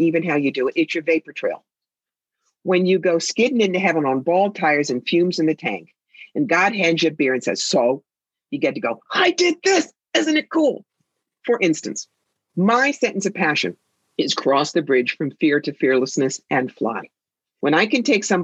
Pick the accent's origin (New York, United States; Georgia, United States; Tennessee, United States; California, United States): New York, United States; I am a New Yorker